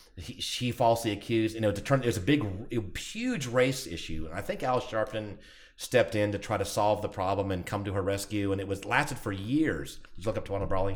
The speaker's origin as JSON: {"language": "English", "town": "Atlanta", "region": "Georgia", "country": "United States", "moved": "yes", "said": "I'm from Atlanta area"}